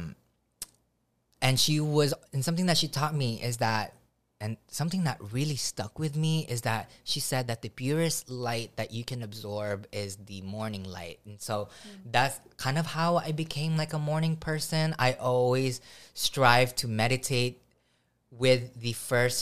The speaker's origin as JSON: {"language": "English", "country": "Philippines", "tie": "born or raised there", "also_born_or_lived": "Hawaii", "moved": "yes", "said": "growing up in the Philippines"}